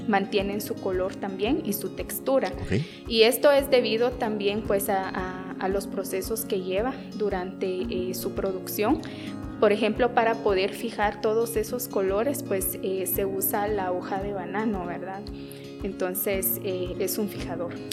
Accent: San Pedro La Laguna, Sololá, Guatemala; first language Tz'utujil; Spanish is a second language; Yo soy originaria de San Pedro La Laguna Sololá

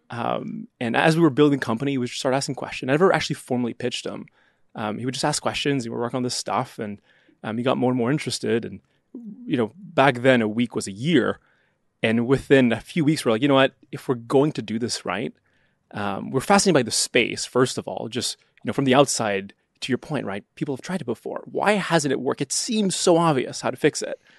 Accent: Canada; moved away; I'm Canadian

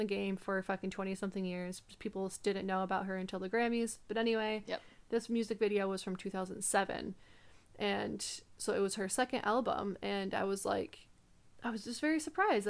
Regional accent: United States

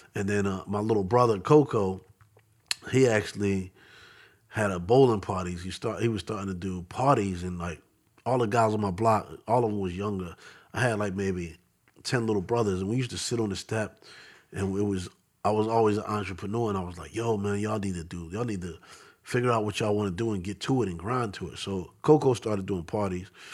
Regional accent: Philadelphia, Pennsylvania, United States; also born or lived in Bronx, New York / Queens, New York; I grew up in Southwest Philly

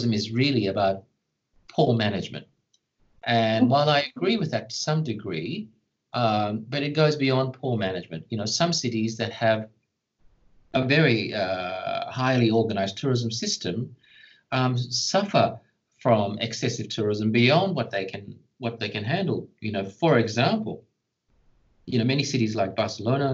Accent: Australia; as an Australian

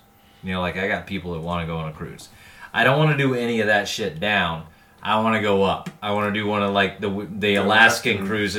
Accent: Louisiana, United States; moved away; I grew up in Louisiana.

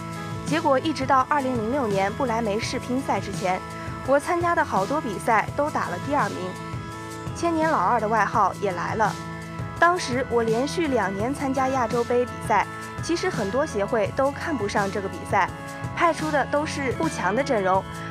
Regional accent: Changchun, Jilin, China; moved away; 因为长春是我的家乡

